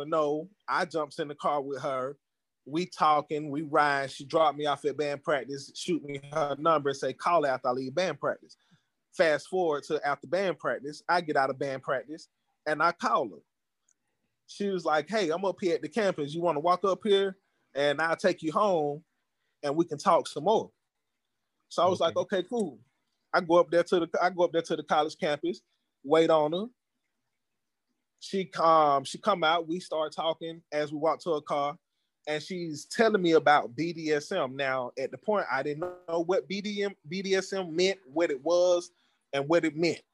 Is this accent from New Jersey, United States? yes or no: no; Atlanta, Georgia, United States; I'm from Atlanta